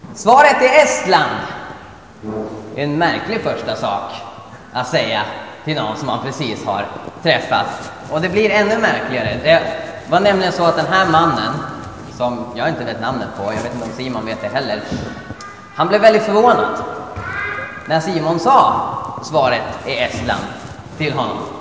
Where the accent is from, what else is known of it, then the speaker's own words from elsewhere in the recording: Sweden; jag var från Sverige.